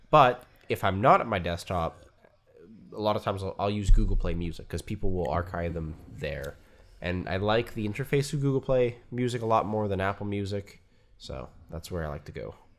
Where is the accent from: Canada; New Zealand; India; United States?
Canada